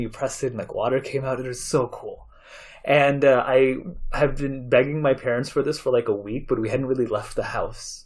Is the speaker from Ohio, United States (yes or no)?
no; Chicago, Illinois, United States; also born or lived in India / Saudi Arabia / Maryland; I grew up mainly in Chicago. I moved to Chicago when I was eight years old